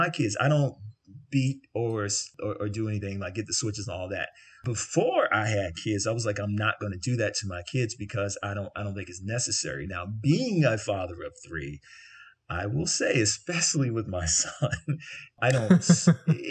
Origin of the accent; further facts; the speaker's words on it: the South, United States; growing up in the South